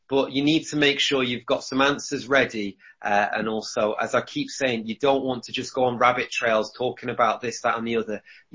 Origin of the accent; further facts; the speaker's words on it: United Kingdom; I was born in the UK.